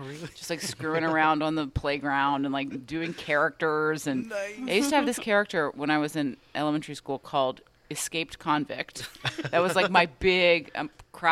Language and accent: English; Lilburn, Georgia, United States; also born or lived in Glendale, California / Atlanta, Georgia; I was born actually in Gwinnett, in Lilburn, Georgia, which is just right up 85